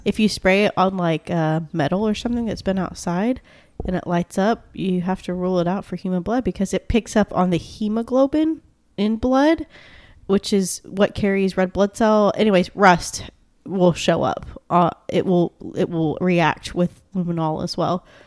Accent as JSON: {"language": "English", "country": "United States", "said": "I'm a stupid American"}